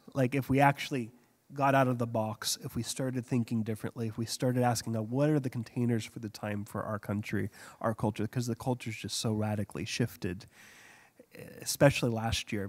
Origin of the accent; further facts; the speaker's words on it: United States; now in Hong Kong; being an American over there